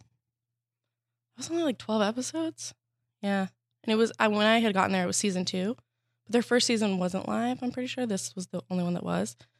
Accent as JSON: {"language": "English", "region": "Arizona", "country": "United States", "also_born_or_lived": "Boston", "moved": "as an adult", "lives_now": "Los Angeles, United States", "said": "I'm from Arizona"}